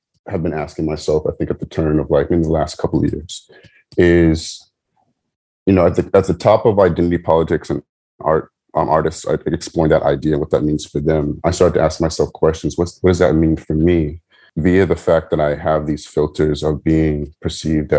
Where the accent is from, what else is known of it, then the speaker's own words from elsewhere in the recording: San Diego, California, United States; I grew up in San Diego, California